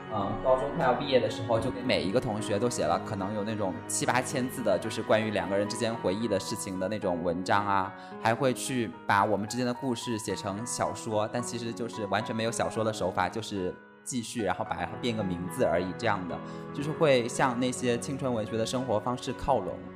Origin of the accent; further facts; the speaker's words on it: southern China, China; 我们作为一个南方人